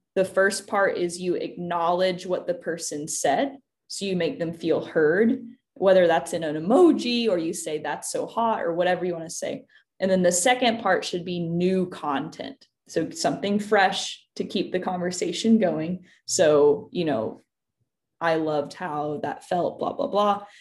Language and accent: English; Tennessee, United States; I grew up in Tennessee